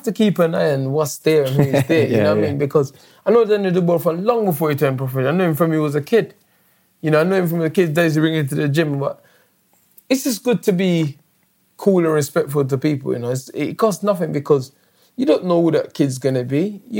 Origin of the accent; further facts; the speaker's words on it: London, United Kingdom; I'm British. Of course, I'm British and I'm London. Of course, I'm going to say London